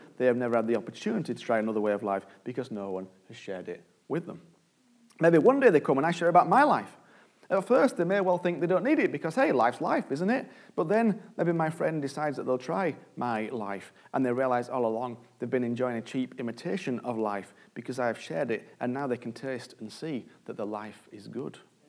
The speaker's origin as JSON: {"language": "English", "country": "United Kingdom", "said": "I'm British and polite"}